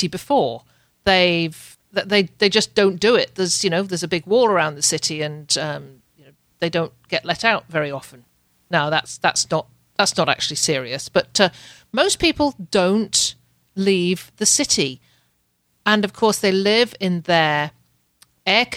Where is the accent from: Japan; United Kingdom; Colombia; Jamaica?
United Kingdom; now in Canada; I'm a Brit